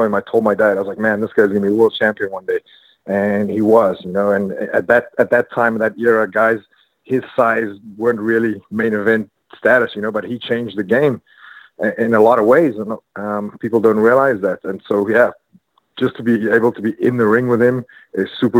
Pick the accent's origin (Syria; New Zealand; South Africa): South Africa; moved away; I have a show coming up in South Africa in my hometown.